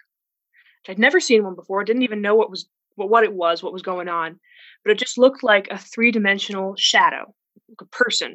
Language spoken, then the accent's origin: English; Arizona, United States; I'm from Arizona, USA, the Wild West